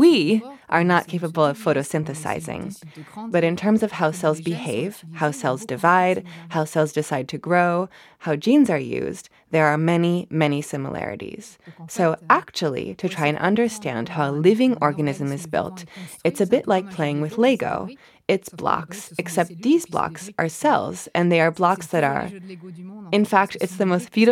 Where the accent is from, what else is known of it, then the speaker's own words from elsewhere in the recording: France; moved away as an adult; now in Cambridge, United Kingdom; I was born in France. I completed all my studies in France, including my PhD in plant biology